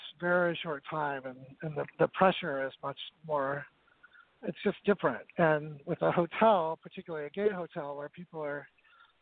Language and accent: English; northern Utah, United States; moved away as an adult; also born or lived in San Francisco, California; I grew up in northern Utah in a small farming town outside of Salt Lake City